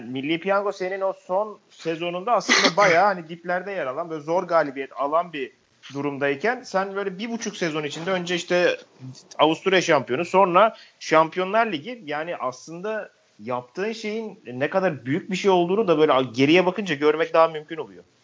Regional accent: Mersin, Turkey; Bizim Mersin'de e, 2013'tü galiba. E, Akdeniz oyunları vardı.

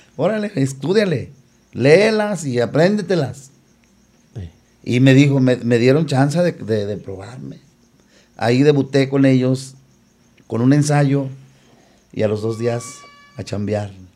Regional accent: León, Guanajuato, Mexico; soy de León, Guanajuato

